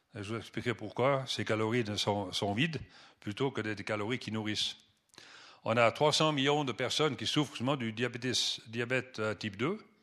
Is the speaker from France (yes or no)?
no; Switzerland; first language French and German; moved away as an adult; also born or lived in Benin / Nigeria / Kenya; J'ai quitté la Suisse il y a presque, ça fait 40 ans, 32 ans exactement. Donc euh, je m'excuse des fois si je cherche mes mots en français, bien que euh, ma langue maternelle est supposée être le français, mais bon, c'était français-allemand